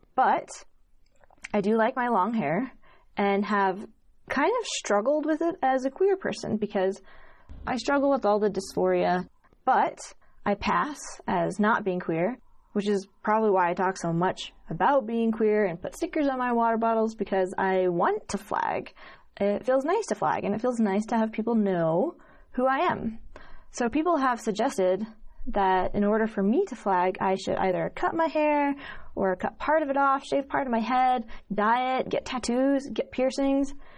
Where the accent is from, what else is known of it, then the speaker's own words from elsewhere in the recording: Utah, United States; growing up in Utah around a bunch of Mormons